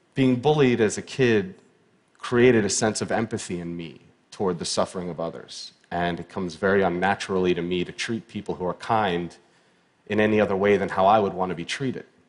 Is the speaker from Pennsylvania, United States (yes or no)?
yes; Pittsburgh, Pennsylvania, United States; I was born in Pittsburgh, Pennsylvania in 1983